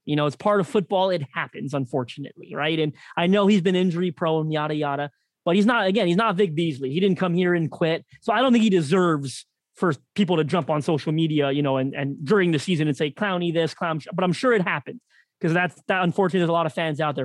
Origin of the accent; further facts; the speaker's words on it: Toronto, Ontario, Canada; my hometown of Toronto